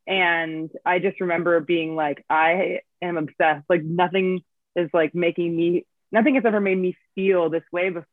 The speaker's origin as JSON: {"language": "English", "town": "Davis", "region": "California", "country": "United States", "tie": "born or raised there", "said": "I went to the record store in my hometown, which is still there. It's called Armadillo Music in Davis, California."}